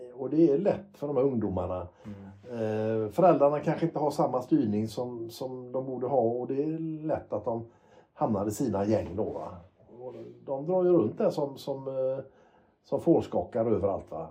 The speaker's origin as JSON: {"language": "Swedish", "town": "Gothenburg", "region": "Västra Götaland", "country": "Sweden", "tie": "born or raised there", "said": "när jag växte upp i Göteborg"}